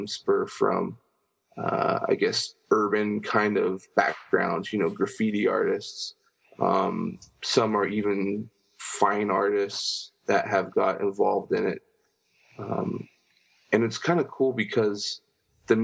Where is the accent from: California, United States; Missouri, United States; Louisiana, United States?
California, United States; San Diego; been born and raised in San Diego, California my whole life